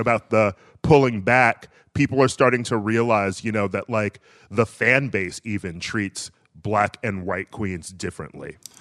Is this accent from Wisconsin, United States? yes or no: yes; Milwaukee, Wisconsin, United States; I'm from Milwaukee